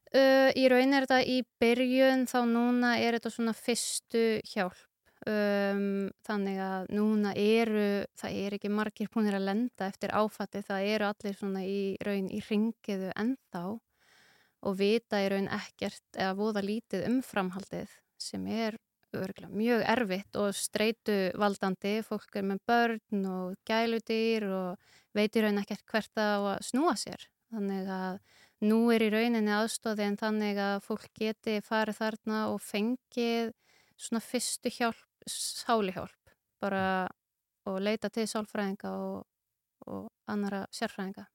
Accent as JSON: {"language": "Icelandic", "town": "Grindavík", "region": "Southern Peninsula", "country": "Iceland", "tie": "born or raised there", "said": "ég er fætt og uppalegin í Grendavík"}